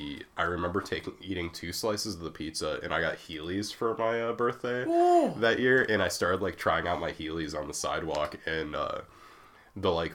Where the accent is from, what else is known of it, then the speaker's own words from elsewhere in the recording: small town Iowa, United States; moved away; in my hometown, we had the Thirsty Bulldog, which was like a bar and grill